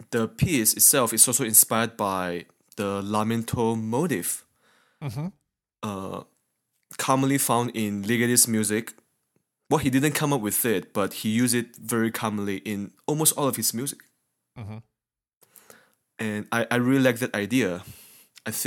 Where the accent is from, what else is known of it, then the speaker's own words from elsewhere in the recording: Malaysia; now in United States; I'm from Malaysia